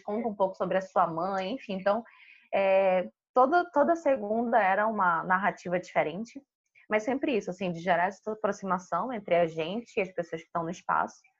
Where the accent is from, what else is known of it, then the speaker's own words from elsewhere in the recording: Manaus, Amazonas, Brazil; moved away as an adult; Eu sou de Manaus, eu sou manauara